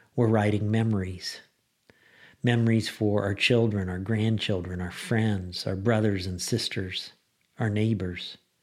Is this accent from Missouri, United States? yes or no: no; Lincoln, Illinois, United States; moved away; I was in Lincoln, Illinois for Thanksgiving, my hometown, and I had a total blast from the, from the past. You know, I grew up in Lincoln